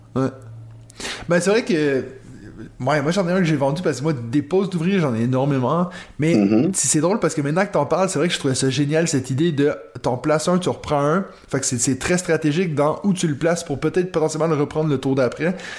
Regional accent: Quebec, Canada; moved away as an adult; now in Switzerland; je viens du Québec

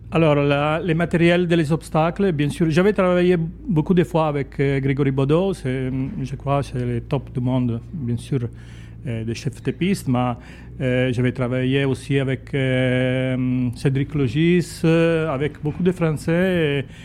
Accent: Italy; French is a second language; je suis italienne, je suis chef de piste ici à, à Grimaud

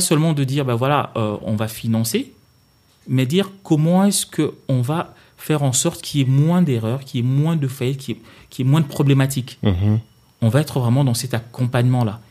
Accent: Kinshasa, DR Congo; moved away as an adult; now in France; je viens d'où je, viens, de Kinshasa

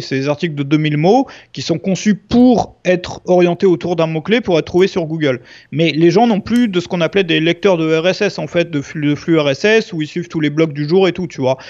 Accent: Brittany, France; je suis breton à la base

